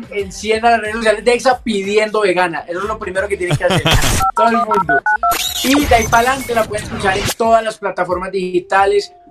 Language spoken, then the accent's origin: Spanish; Colombia